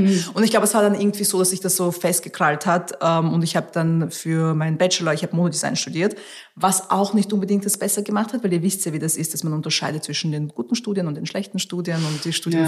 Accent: Austria; first language Russian; German is a second language; moved away as an adult; also born or lived in Tajikistan; now in London, United Kingdom; ich bin aufgewachsen in Österreich

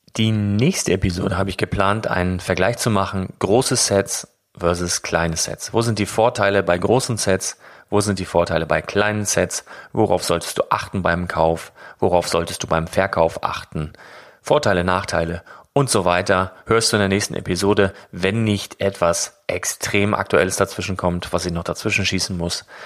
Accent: Northern Germany, Germany; als Norddeutscher

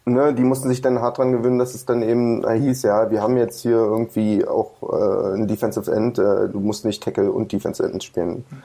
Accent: Brandenburg, Germany; Wir kommen ja immer noch aus Brandenburg.

